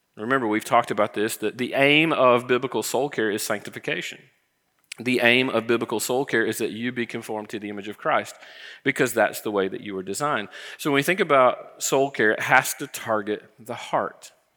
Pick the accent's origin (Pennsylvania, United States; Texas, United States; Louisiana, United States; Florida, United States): Florida, United States; I grew up in Florida